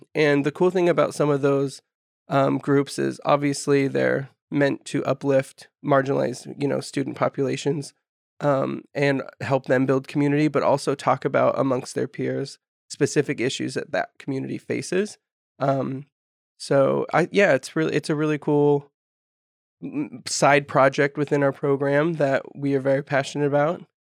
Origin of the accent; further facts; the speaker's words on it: Humboldt County, California, United States; I'm local, so I'm from Humboldt County, grew up here